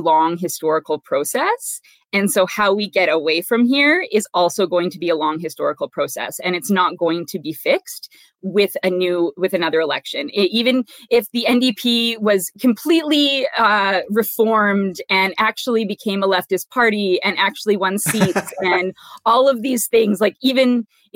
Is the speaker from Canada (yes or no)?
yes; Saskatchewan, Canada; I was born and raised in Saskatchewan